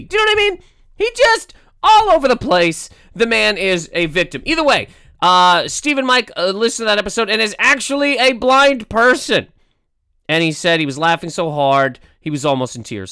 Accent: Canada; That's how we pronounce in Canada, Toronto

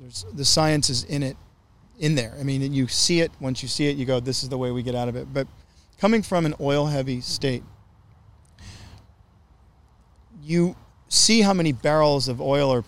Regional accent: Gulf Coast of Louisiana, United States; I grew up in the most oil-heavy state, I guess other than Texas. I'm from Louisiana. But I'm from the Gulf Coast of Louisiana. And I want to say from Baton Rouge to New Orleans

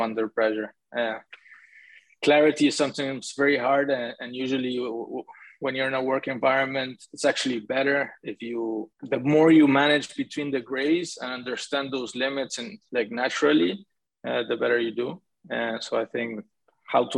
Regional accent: Argentina; moved away as an adult; also born or lived in Canada; I'm originally from Argentina. I only went to Canada to study the MBA with these guys

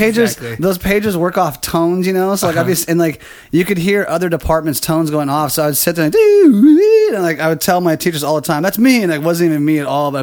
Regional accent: San Diego, California, United States; also born or lived in Fresno; I was born and raised in San Diego, actually.

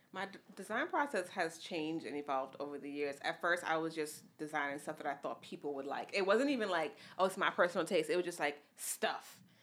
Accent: New York City, New York, United States; also born or lived in Mount Vernon; I grew up in the Bronx, but I went to school in different places in Mount Vernon and then high school in the Bronx

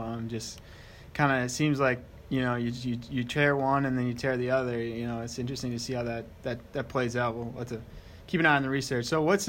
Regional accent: Madison, Wisconsin, United States; also born or lived in St. Paul, Minnesota; I'm actually from Madison, a little bit bigger than Shelbyville, but I grew up in Madison area, went up to school, college at Hamlin in St. Paul, Minnesota.

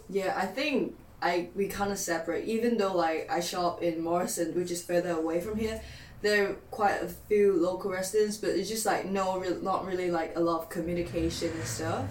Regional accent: Hong Kong; moved away as an adult; now in Newcastle, United Kingdom; I'm from Hong Kong

